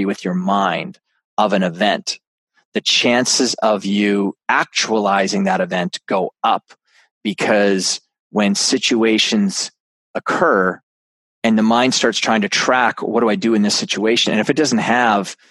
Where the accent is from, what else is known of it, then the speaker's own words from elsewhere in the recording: Canada; I'm a Canadian